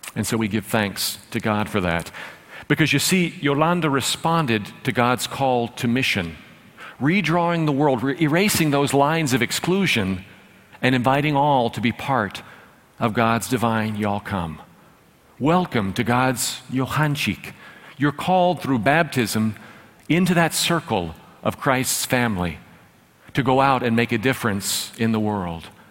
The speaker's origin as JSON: {"language": "English", "town": "Dallas", "region": "Texas", "country": "United States", "tie": "born or raised there", "said": "I grew up with a silver spoon in my mouth. I'm from North Dallas"}